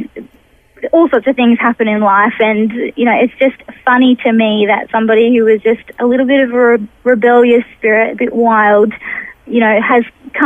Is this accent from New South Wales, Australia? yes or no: yes; Newcastle, New South Wales, Australia; also born or lived in Sydney, Australia; I was born in Sydney, in Paddington, where my father still lives. And just young parents, my mother was 21, my dad was 26, and grew up as a baby in Randwick in Sydney. When I was younger, we moved to Newcastle in New South Wales, and I went to just an average primary school and went on to a Christian high school, Belmont Christian College